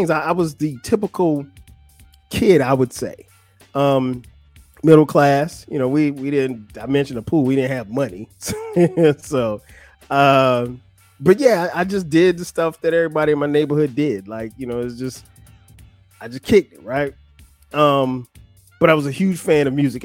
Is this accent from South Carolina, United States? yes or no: yes; Florence, South Carolina, United States; moved away; I grew up in Florence, South Carolina. It's not a big place, but it's home.